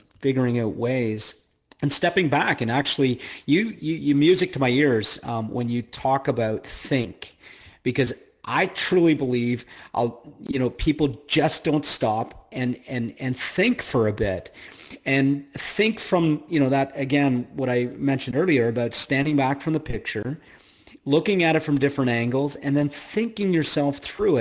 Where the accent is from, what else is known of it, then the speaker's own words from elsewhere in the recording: Canada; I'm Canadian